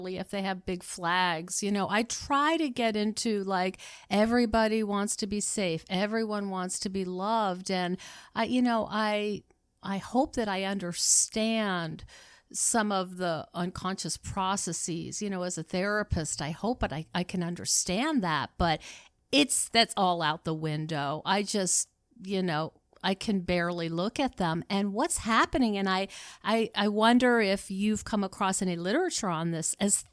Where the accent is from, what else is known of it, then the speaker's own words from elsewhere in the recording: United States; I'm an American and that means something.